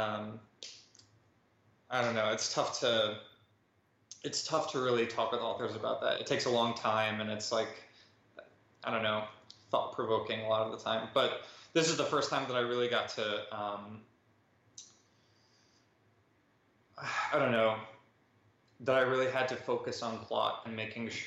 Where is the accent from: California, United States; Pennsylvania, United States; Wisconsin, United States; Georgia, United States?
Wisconsin, United States; moved away as an adult; now in New York City, United States; I'm from Wisconsin, but I just moved to New York City